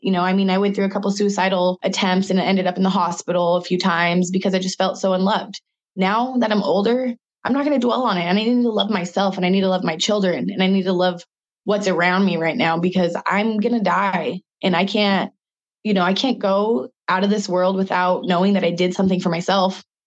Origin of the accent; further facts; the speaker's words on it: Spokane, Washington, United States; I'm from Spokane, Washington, and I'm a local artist